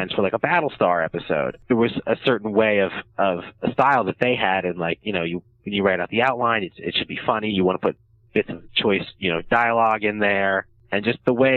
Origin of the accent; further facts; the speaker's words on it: New Jersey, United States; moved away as an adult; also born or lived in New York City; now in Los Angeles, United States; I grew up in South Jersey, right outside Philadelphia.